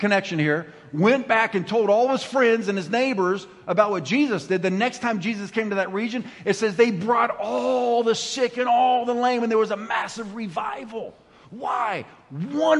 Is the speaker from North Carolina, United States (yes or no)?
no; Ramona, California, United States; I'm from Ramona